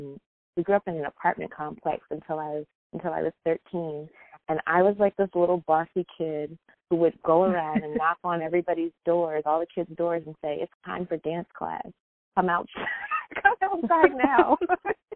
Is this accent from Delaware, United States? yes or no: no; Philadelphia, Pennsylvania, United States; I grew up in Philadelphia during a time when public schools were going through this phase